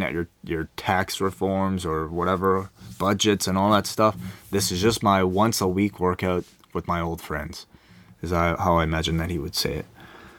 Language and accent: English; Melbourne, Victoria, Australia; Even without brand champions AJ and Carmella, who have been there in my hometown of Melbourne this week